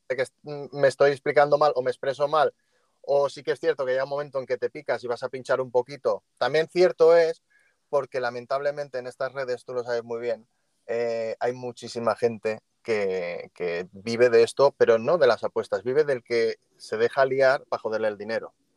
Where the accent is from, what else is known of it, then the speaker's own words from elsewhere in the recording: Catalonia, Spain; moved away; soy catalán y, y, estoy por fuera de España